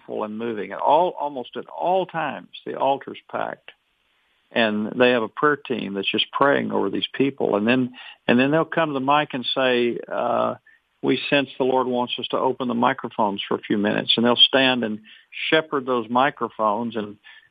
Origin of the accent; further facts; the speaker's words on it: Arkansas, United States; I'm from Arkansas. I drove 10 hours from Arkansas.